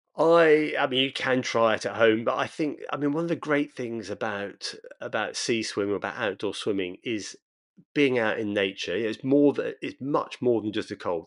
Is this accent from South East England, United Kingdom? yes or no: yes; Brighton, South East England, United Kingdom; Brighton, my hometown